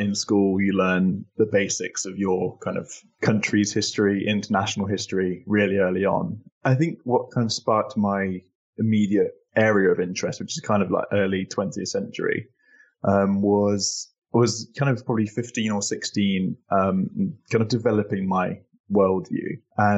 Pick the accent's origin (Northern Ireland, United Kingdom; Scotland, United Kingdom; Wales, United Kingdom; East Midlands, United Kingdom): East Midlands, United Kingdom; Northamptonshire; also born or lived in Sydney, Australia; I was born in Sydney, but grew up most of my life in Northamptonshire in England.